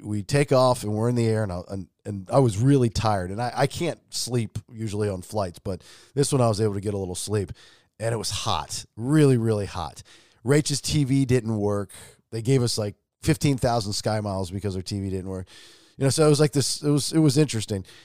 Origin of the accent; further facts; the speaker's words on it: Atlanta, Georgia, United States; I'm from Atlanta